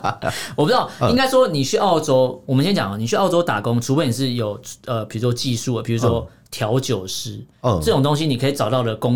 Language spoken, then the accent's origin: Chinese; Taiwan; 我们台湾人